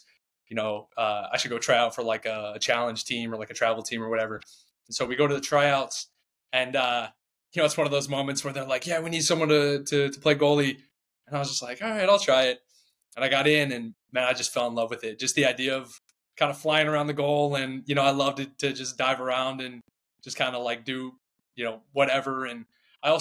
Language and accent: English; Charlotte, North Carolina, United States; I grew up in Charlotte, North Carolina